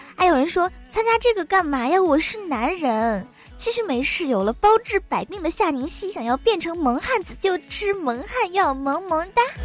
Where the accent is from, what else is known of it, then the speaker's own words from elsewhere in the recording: China; 身为中国人